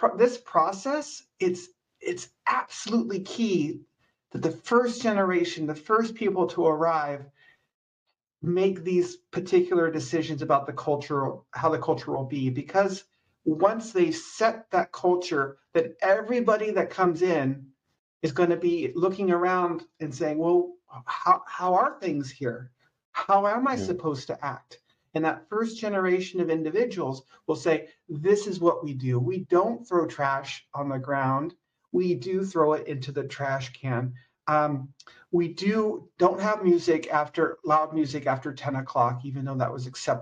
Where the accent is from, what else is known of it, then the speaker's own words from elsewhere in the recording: San Luis Obispo County, California, United States; I'm from San Luis Obispo County originally